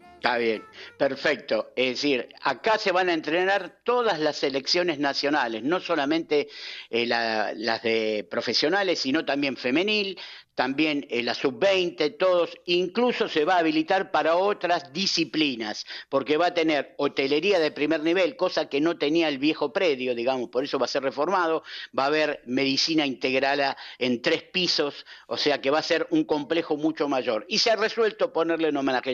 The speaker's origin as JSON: {"language": "Spanish", "country": "Argentina", "said": "como buen argentino"}